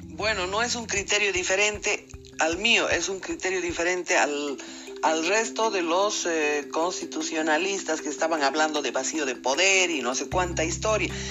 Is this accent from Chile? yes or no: no; Bolivia; como boliviana